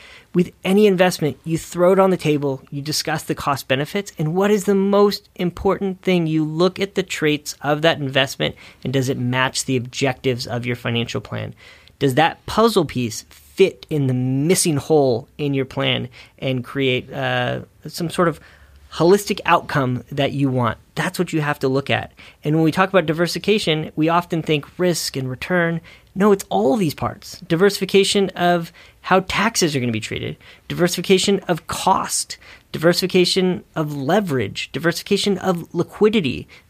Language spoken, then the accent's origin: English; California, United States; Sorry, I'm from the Bay Area.